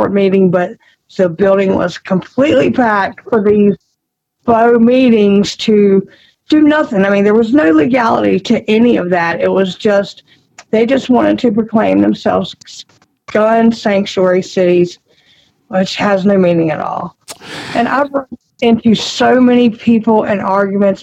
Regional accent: Roanoke, Virginia, United States; I grew up in Roanoke. So I grew up in Roanoke City, and I'm a city girl at heart

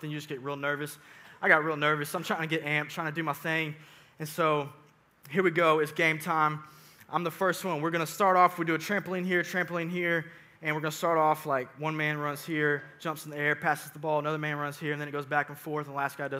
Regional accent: Sugar Hill, Georgia, United States; also born or lived in Suwanee, Georgia; I grew up in Suwannee. Well, technically Sugar Hill, actually, is where I'm from. I'm a graduate of North Gwinnett High School.

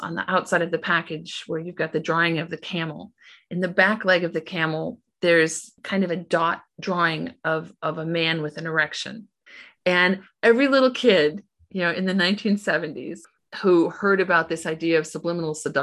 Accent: United States; moved away as an adult; also born or lived in Illinois; now in Portugal; I was at home in the United States this summer

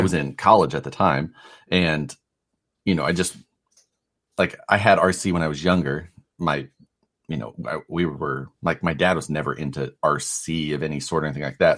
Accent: Midwest, United States; moved away as an adult; now in California, United States; I'm from the Midwest

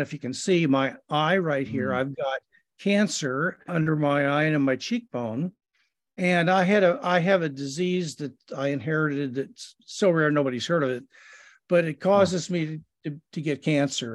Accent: Kansas City, Missouri, United States; I was born in Kansas City, Missouri

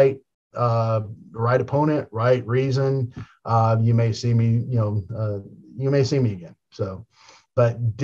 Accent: Tampa, Florida, United States; I got to, be in front of my hometown

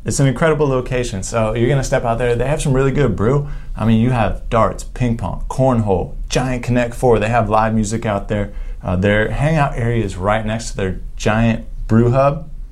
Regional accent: Juno Beach, Florida, United States; now in Central Florida, United States; my hometown beach, Juno Beach, Juno Beach Pier

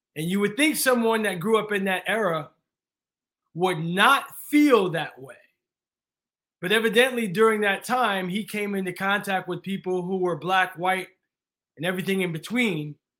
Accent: East Coast, United States; moved away as an adult; also born or lived in San Diego, California; I grew up on the East Coast, shoveling the driveway all my life

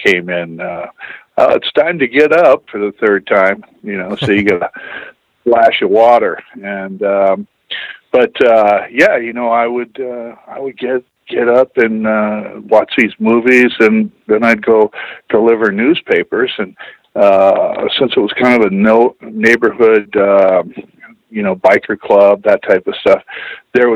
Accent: Tacoma, Washington, United States; I'm from Tacoma, Washington

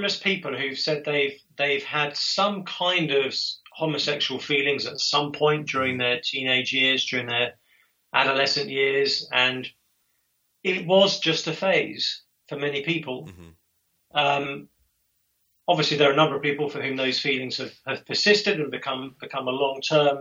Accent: England, United Kingdom; I'm English

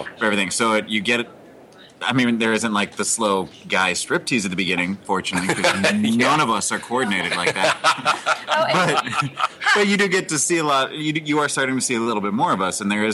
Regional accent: Colorado, United States; I'm born and raised in Colorado

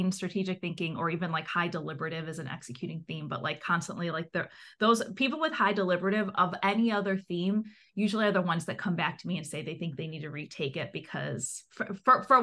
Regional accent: Chicago, Illinois, United States; I'm from Chicago, so I work in the Midwest region

